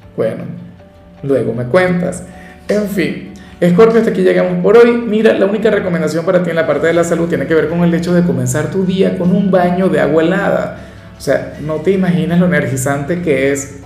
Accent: Venezuela; yo soy de Venezuela

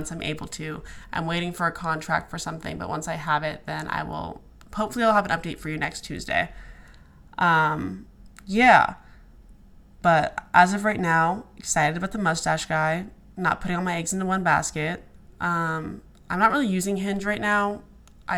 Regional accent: Alaska, United States; moved away as an adult; also born or lived in Arizona / Dallas / Denver; now in New York, United States; I grew up in Alaska, lived there till I was 18, then moved to Arizona

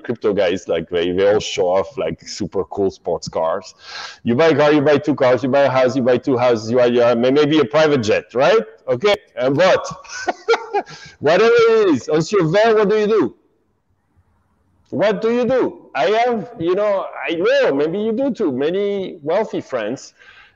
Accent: France; I grew up in France, and it's very Catholic there

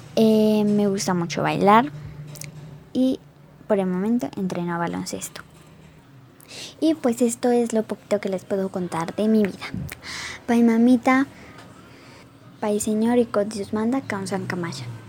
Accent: Santiago, Putumayo, Colombia; now in Medellín, Colombia; soy indígena inga de Santiago Putumayo y por ahora vivo en Medellín

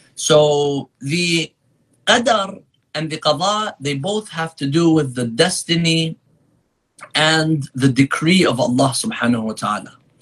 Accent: San Diego, California, United States; also born or lived in Qom, Iran; now in Michigan, United States; I grew up in San Diego, California

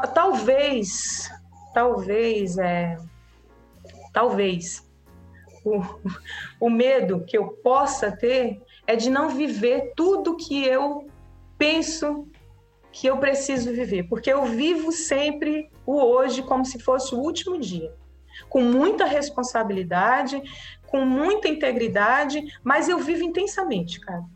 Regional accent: Acre, Brazil; a gente, enquanto brasileiro, enquanto acriano

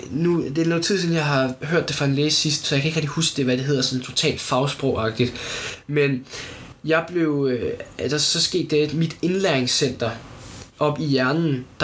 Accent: United States; Altså, som amerikaner, så forstår jeg ikke, hvordan Elon Musk, han tænker, den her Cybertruck

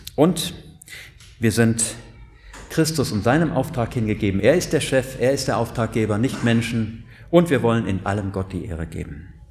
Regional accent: Siegerland, North Rhine-Westphalia, Germany; ich komme ja aus dem Siegerland

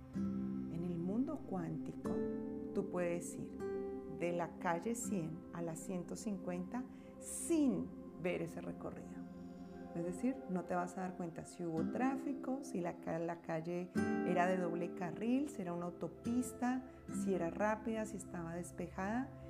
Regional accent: Bogotá, Colombia; now in United States; Bogotá, mi ciudad natal

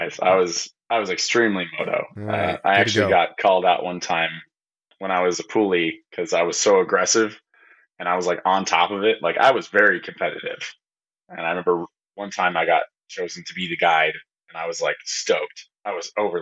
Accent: Monticello, Minnesota, United States; I was born and raised in Monticello, Minnesota. I'm a Minnesotan boy

